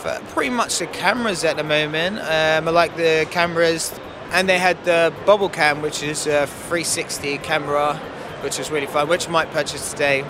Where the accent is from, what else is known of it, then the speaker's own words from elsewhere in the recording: London, United Kingdom; West London.